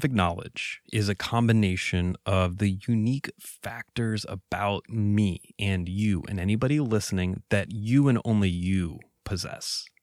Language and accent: English; Venezuela; now in United States; I was raised in Venezuela. I used to think of that as a, a defect. I struggled in, in middle school and high school because of that, right? It was hard to integrate.